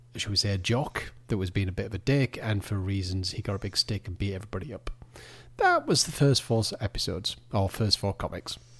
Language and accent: English; United Kingdom; with us being British